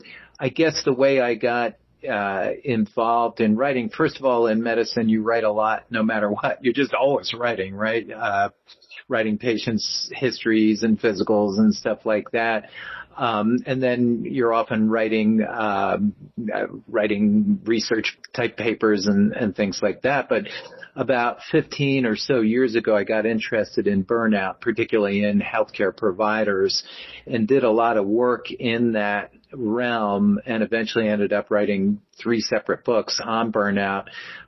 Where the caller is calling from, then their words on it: Black Mountain, North Carolina, United States; I am actually in a little town called Black Mountain, North Carolina now, and it is 20 minutes outside of Asheville, North Carolina